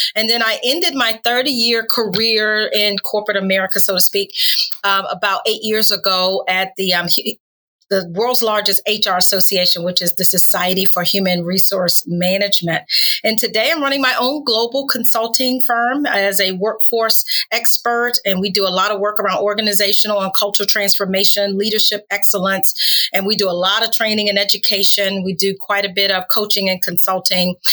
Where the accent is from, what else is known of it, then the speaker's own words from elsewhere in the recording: North Carolina, United States; also born or lived in Washington, D.C.; now in Tampa Bay, United States; I grew up in North Carolina, but my parents moved to Washington, D.C., so I lived there for about 30 years as well.